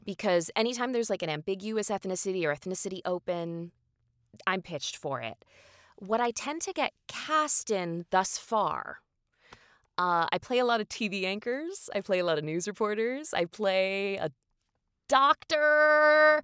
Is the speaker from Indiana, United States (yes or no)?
yes; Indiana, United States; moved away; I'm a Hoosier, which means I'm from the state of Indiana